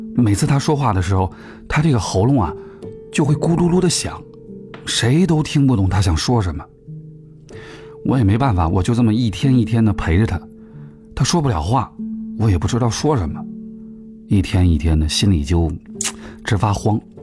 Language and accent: Chinese; Guangxi, China; now in Beijing, China; 我老家在广西